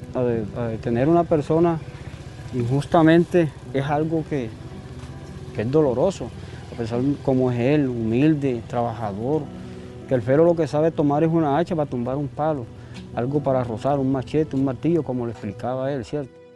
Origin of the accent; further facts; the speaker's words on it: Valencia, Córdoba, Colombia; cuando era pelado en Córdoba, en Valencia